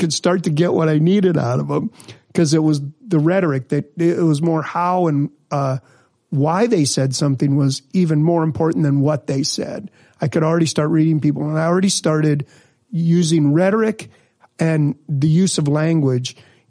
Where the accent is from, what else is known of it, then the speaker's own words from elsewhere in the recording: Minnesota, United States; also born or lived in Missouri; I grew up in Minnesota. I'm from Missouri originally. Yeah. But, I grew up here